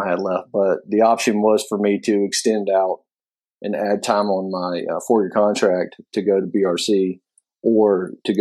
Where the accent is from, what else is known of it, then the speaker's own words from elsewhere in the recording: Senatobia, Mississippi, United States; I'm from a small town in Mississippi. Senatobia is what it's called